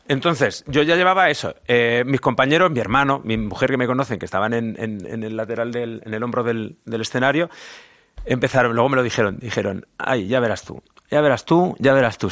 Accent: Zaragoza, Aragon, Spain; accent: Zaragoza; soy de Zaragoza, me siento muy orgulloso de ser aragonés y el acento

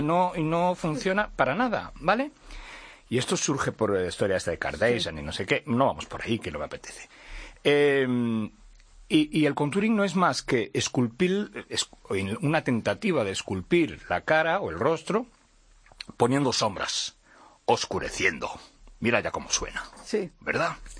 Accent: Portugal; Spanish is a second language; yo soy portugués

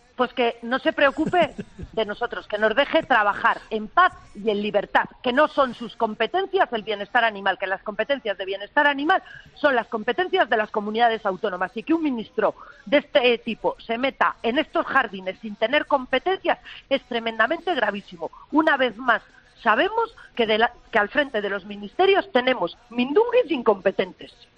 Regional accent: Spain; como ciudadana española y como ganadera

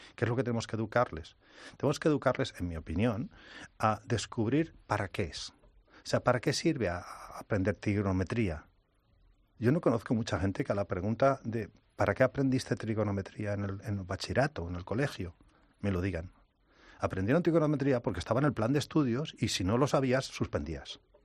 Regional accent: Spain; accent: Spanish; me dicen qué lindo acento español tienes

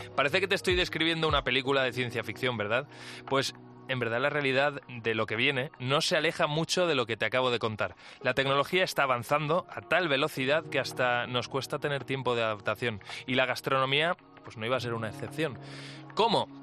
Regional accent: Valencia, Valencian Community, Spain; now in Madrid, Spain; yo soy valenciano y vivo aquí en Madrid

